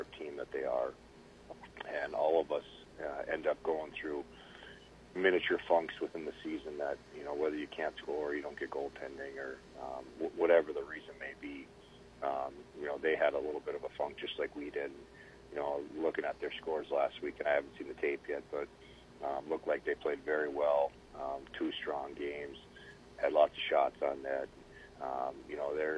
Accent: Grand Forks, North Dakota, United States; moved away; growing up in Grand Forks and playing for the biggest rival, Minnesota.

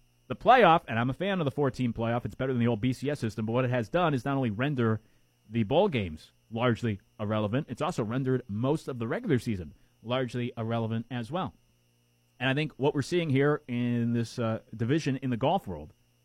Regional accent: Northeast, United States; I grew up in the Northeast

